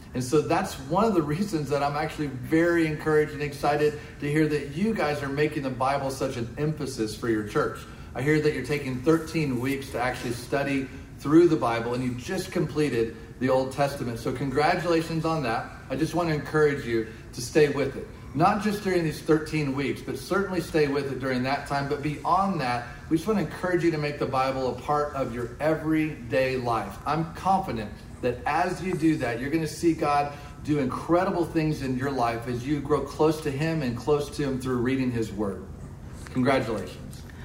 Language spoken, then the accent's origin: English; Decatur, Illinois, United States; now in Oklahoma City, United States; my hometown of Decatur, Illinois